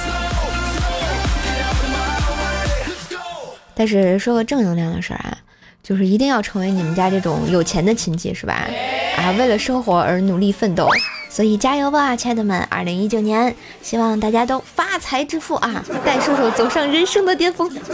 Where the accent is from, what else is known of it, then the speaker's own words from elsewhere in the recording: Tianjin, China; 在我们天津这边